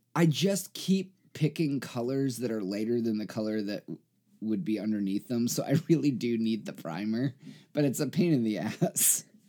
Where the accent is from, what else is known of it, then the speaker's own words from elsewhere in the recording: United States; I am American. Uh, I was born here